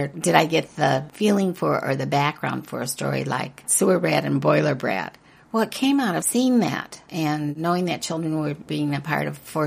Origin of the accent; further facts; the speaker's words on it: Wheaton, Illinois, United States; also born or lived in Chicago; I was raised in Wheaton, Illinois, for the most part